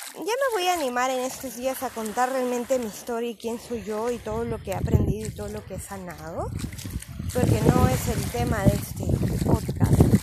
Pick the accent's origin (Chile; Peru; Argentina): Peru; moved away; soy de Perú